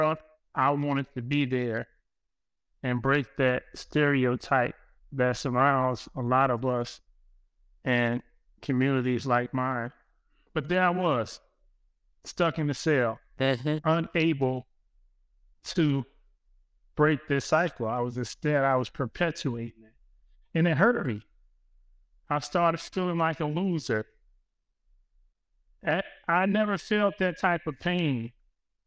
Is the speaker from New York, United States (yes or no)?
no; Compton, California, United States; the way of life for the people who I grew up with, family, and I'm from Compton